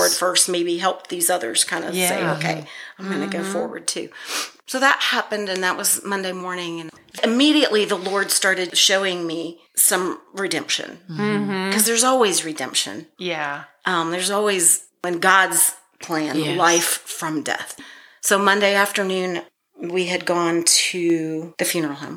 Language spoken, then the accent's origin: English; Youngstown, Ohio, United States; moved away; my hometown, Youngstown, Ohio